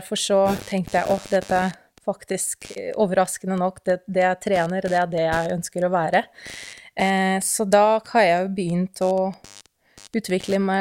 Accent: Russia; Norwegian is a second language; moved away as an adult; now in Norway; jeg kommer jo opprinnelig fra Russland, som kanskje alle kan jo høre allerede nå.

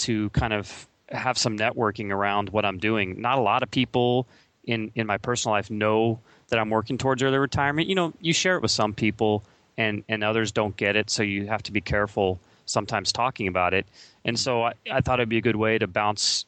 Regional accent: Kansas, United States; moved away as an adult; now in California, United States; I'm actually a Kansas-born Midwesterner, and I moved to California about 5 years ago

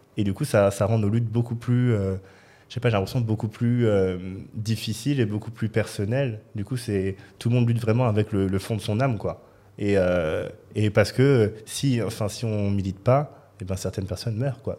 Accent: Gagny, Île-de-France, France; je suis né dans le 93, euh, dans une petite ville qui s'appelle Gagny. J'ai fait mes études en 93

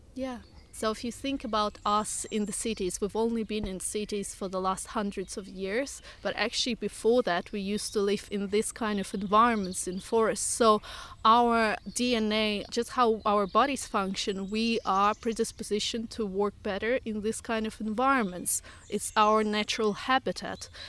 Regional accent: Russia; moved away as an adult; now in United Kingdom; originally from Russia, but I've been living here for fifteen years, so half my life.

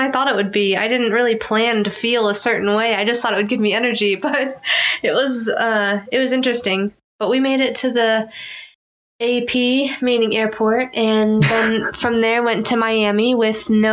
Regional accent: Philippines; I'm Filipino

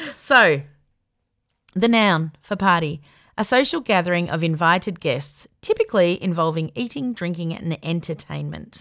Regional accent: Melbourne, Victoria, Australia; also born or lived in Sydney; when I was ten, we moved from Sydney to Melbourne

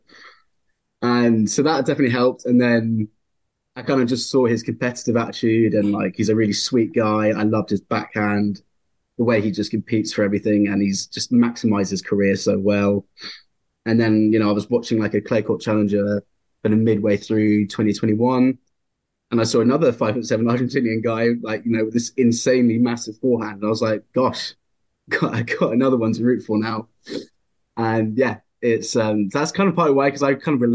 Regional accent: England, United Kingdom; I'm English, so I've grown up a big rugby fan

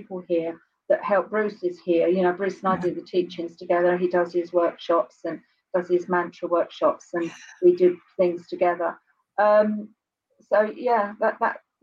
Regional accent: Kent, South East England, United Kingdom; I was born and bred in Blackfin, okay, Kent

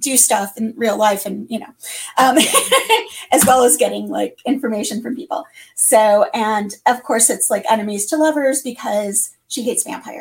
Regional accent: Detroit, Michigan, United States; also born or lived in Tucson; now in Los Angeles, United States; I'm originally from Detroit. I live in California. I'm an LA girl for many, many years now

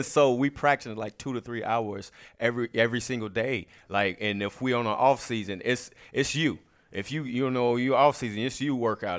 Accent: Chicago, Illinois, United States; I'm from Chicago, Illinois.

